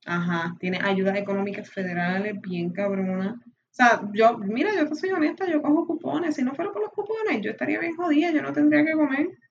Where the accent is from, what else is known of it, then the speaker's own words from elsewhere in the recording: Puerto Rico; nacimos en Puerto Rico